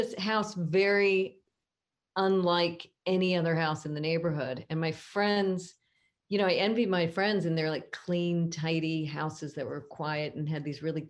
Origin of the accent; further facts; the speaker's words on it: Southern California, United States; I grew up in Southern California in a very sort of Catholic Christian neighborhood.